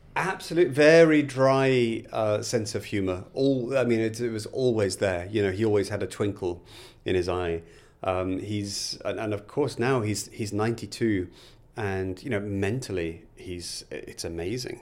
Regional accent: Liverpool, North West England, United Kingdom; I was born in Liverpool. Um, my parents had very normal working class jobs. My, my, my dad originally worked on the Liverpool docks

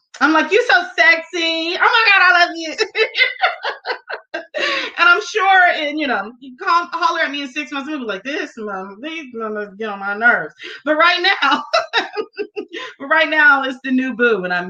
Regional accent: United States; moved away as an adult; I grew up in the U.S. I was born in the United States. I was raised in the United States

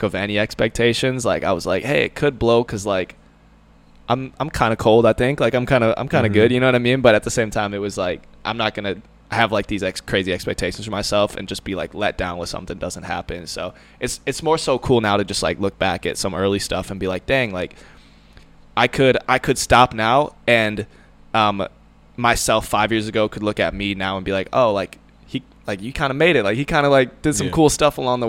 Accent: Andover, Minnesota, United States; moved away as an adult; now in Charleston, South Carolina, United States; I grew up in Andover, Minnesota.

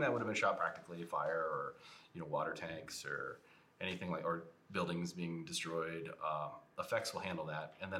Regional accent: Ohio, United States; I'm from Ohio

